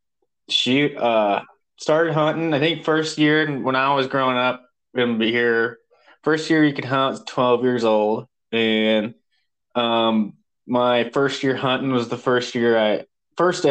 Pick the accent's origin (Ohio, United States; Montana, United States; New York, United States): Montana, United States; Missoula; I was born in Missoula, Montana